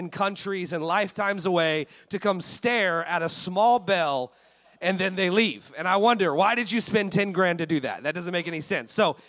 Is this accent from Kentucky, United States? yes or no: no; Orlando, Florida, United States; now in Philadelphia, United States; But I'm familiar with the Southern hospitality because I'm originally from Orlando, Florida.